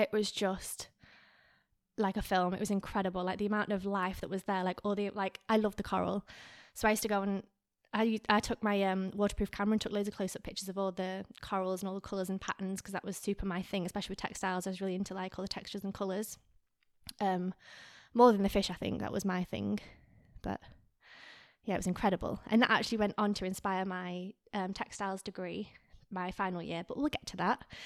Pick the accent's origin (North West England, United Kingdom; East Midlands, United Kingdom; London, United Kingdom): North West England, United Kingdom; Lancaster; moved away as an adult; also born or lived in Garstang / Australia; now in Miami, United States; I was born in Lancaster, but I actually grew up in a small town called Garstang.